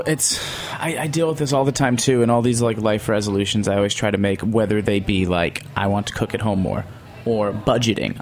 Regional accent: New York, United States; as a New Yorker

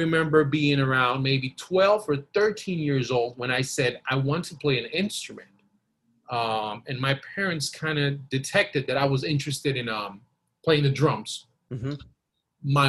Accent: Costa Rica; I was born and raised in Costa Rica.

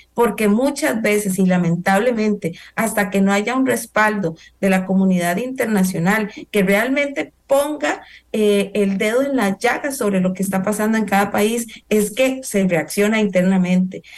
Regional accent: Costa Rica; como costarricenses, en el caso nuestro

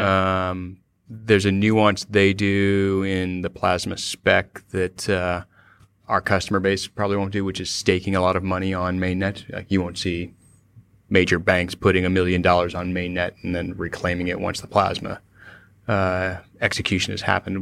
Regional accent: Cupertino, California, United States; moved away; also born or lived in San Francisco; I was born and raised in Cupertino

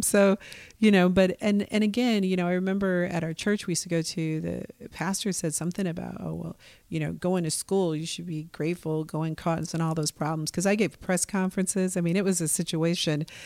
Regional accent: Milwaukee, Wisconsin, United States; now in Portland, United States; I was born and raised in Milwaukee, Wisconsin

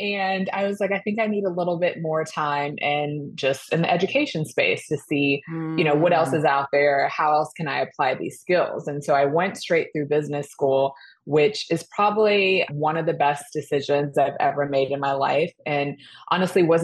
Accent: Georgia, United States; moved away as an adult; also born or lived in Florida / North Carolina; I grew up in Georgia

